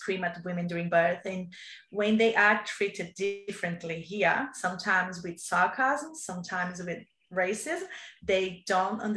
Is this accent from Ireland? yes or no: no; Brazil; English is a second language; moved away as an adult; now in Australia; I came from Brazil